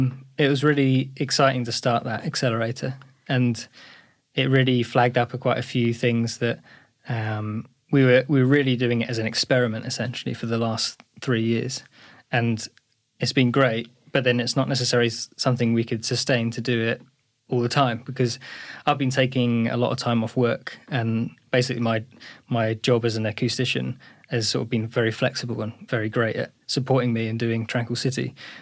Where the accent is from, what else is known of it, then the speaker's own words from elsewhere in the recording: East of England, United Kingdom; I grew up in Essex.